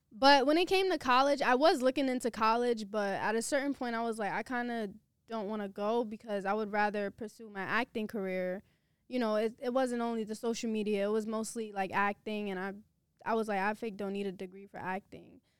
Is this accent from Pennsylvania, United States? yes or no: no; New York City, New York, United States; also born or lived in Queens; I'm from Brooklyn.